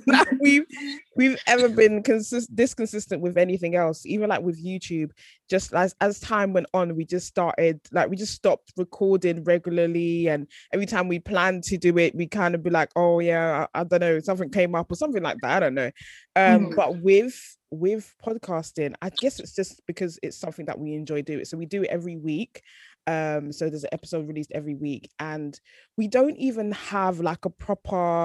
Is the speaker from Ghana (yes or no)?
yes; Ghana; We're both Ghanaian, like we just have the same kind of sort of similar upbringing